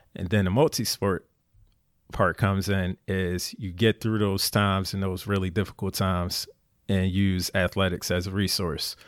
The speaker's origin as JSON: {"language": "English", "town": "Philadelphia", "region": "Pennsylvania", "country": "United States", "tie": "born or raised there", "moved": "as an adult", "said": "Born and raised in Philly"}